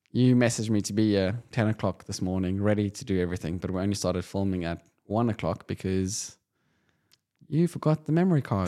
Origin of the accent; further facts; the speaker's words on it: South Africa; Being South African